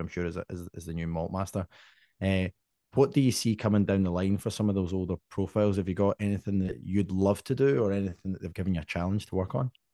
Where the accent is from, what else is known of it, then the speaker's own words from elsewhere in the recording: Scotland, United Kingdom; me with my family growing up in Scotland